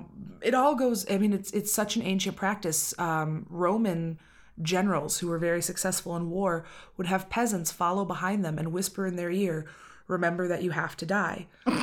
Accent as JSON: {"language": "English", "region": "Tennessee", "country": "United States", "tie": "born or raised there", "said": "I grew up in West Tennessee, which is my favorite state."}